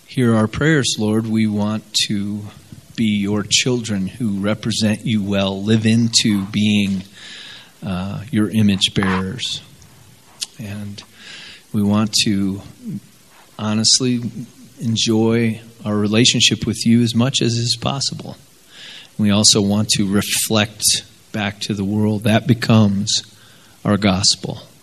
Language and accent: English; South Bend, Indiana, United States; I grew up in South Bend, Indiana